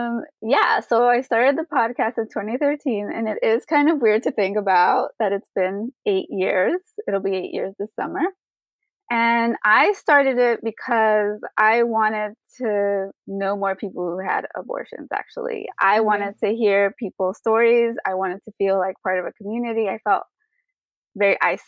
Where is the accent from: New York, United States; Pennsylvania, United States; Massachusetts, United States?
New York, United States; New York City; now in Florida, United States; I am actually from New York City. I was born and raised there